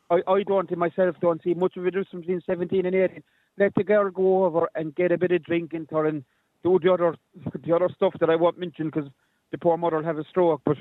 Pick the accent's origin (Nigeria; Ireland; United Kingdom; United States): Ireland; Limerick, Munster; I'm from Limerick, now. I'm allowed to.